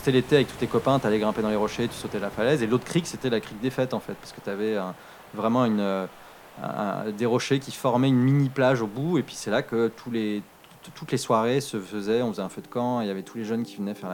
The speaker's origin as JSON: {"language": "French", "town": "Nantes", "region": "Pays de la Loire", "country": "France", "tie": "born or raised there", "also_born_or_lived": "England", "said": "Donc moi je suis né à Nantes, j'ai passé la plus grande partie de ma vie, euh, en tout cas de mon enfance, à, sur cette plage en fait à"}